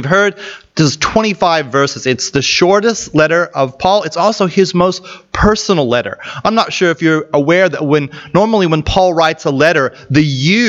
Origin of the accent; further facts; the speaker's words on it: United States; moved away; I'm from an American background